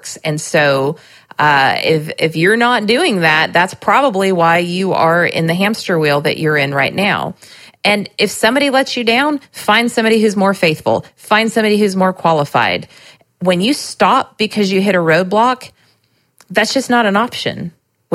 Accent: Southern California, United States; also born or lived in Nashville, Tennessee; now in Lebanon, Tennessee, United States; I grew up in Southern California

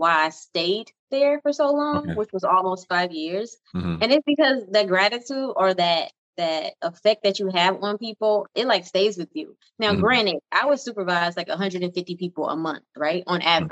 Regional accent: Houston, Texas, United States; Born and raised in Houston, Texas.

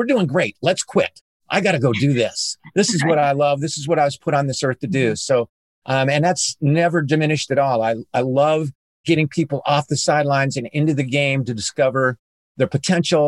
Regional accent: Southern California, United States; I grew up in Southern California

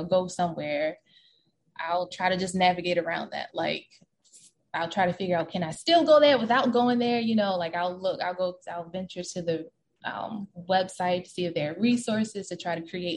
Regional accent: Baltimore County, Maryland, United States; the first 5 years of my life, I grew up in Baltimore City

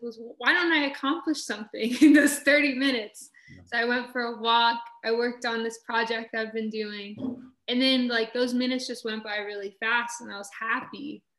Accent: Newark, New Jersey, United States; I was born in Newark, New Jersey.

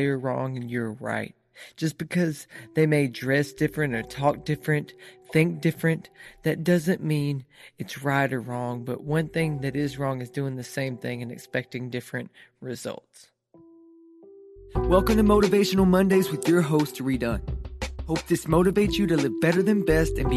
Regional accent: East Texas, United States; I grew up in East Texas

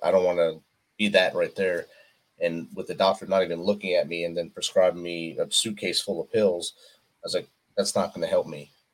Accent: New Jersey, United States; I was a North Jersey guy

